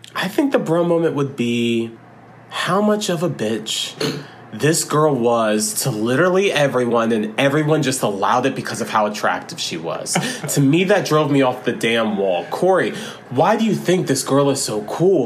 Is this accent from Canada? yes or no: no; Florida, United States; we grew up in Florida and we had a lot of country influence